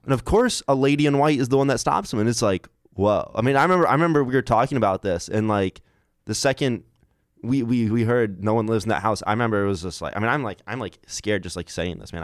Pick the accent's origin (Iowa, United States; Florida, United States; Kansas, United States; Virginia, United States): Iowa, United States; I'm from Iowa